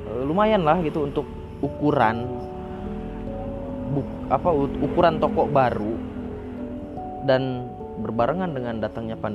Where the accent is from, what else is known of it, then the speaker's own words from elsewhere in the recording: Lampung, Indonesia; walaupun saat itu di daerah saya ini di Lampung ini belum belum begitu heboh gitu